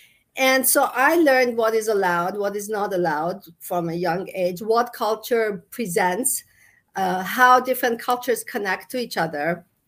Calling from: Las Vegas, Nevada, United States; also born or lived in Toronto, Canada; No, I was in Canada, actually. Toronto. Canada, okay. I moved here last year.

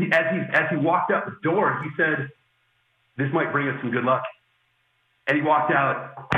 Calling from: Ho Chi Minh City, Vietnam; I have been, I'm calling from Ho Chi Minh City in Vietnam.

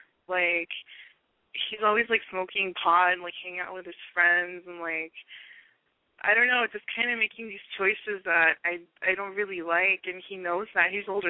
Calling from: Long Beach, California, United States; I'm 21, and I'm calling from Long Beach.

